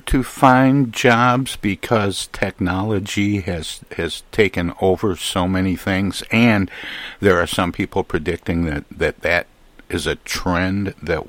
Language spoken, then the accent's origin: English; Michigan, United States; moved away; my home state of Michigan